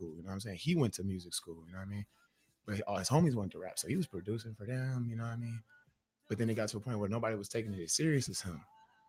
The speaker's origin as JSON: {"language": "English", "town": "Minneapolis", "region": "Minnesota", "country": "United States", "tie": "born or raised there", "said": "I was born in Minneapolis. So like, I was raised like that, there."}